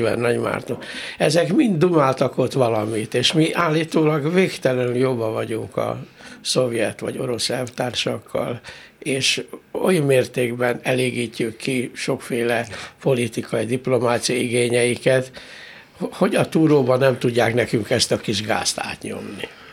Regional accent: Hungary; büszke magyarként

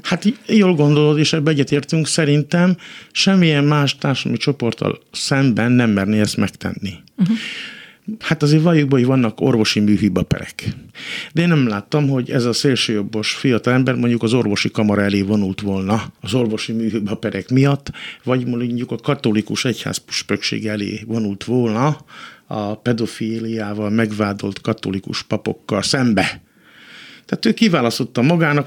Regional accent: Hungary; mint magyar ember, magyar állampolgár

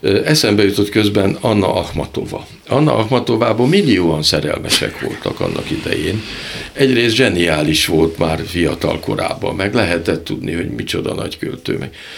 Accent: Hungary; magyarok vagyunk

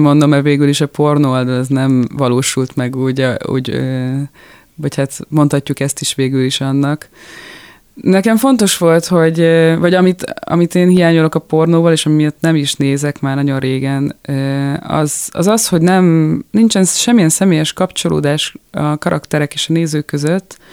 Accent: Budapest, Hungary; born or raised there; moved away as an adult; now in France

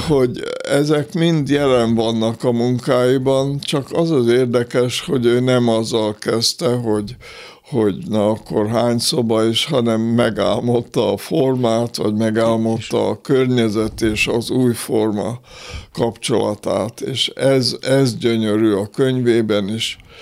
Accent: Békéscsaba, Békés, Hungary; moved away; also born or lived in Austria / Budapest; Békés Csabán születtem, ott éltem hét éves koromig

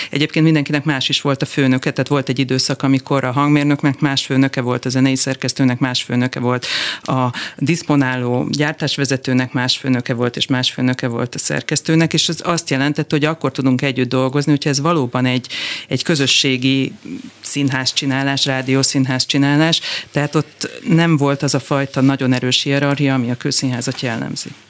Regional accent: Kaposvár, Somogy, Hungary; Én Kaposváron nőttem föl

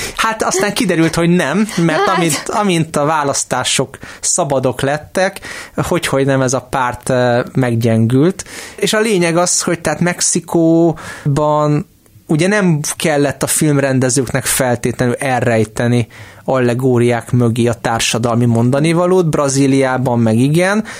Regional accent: Hungary; én itt Magyarországon, magyarként élve

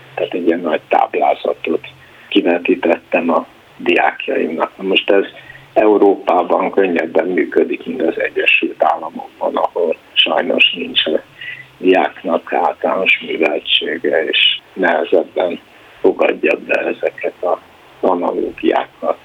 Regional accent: Cluj-Napoca, Cluj County, Romania; moved away as an adult; also born or lived in United States; now in Budapest, Hungary; a helytörténeti munkáim a kolozsvári Ságomból nőttek ki, tehát nagyon elkötelezettje vagyok a szülővárosomnak

